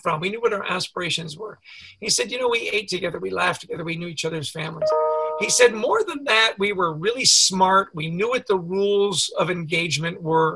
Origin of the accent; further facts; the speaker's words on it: Canada; I grew up in Canada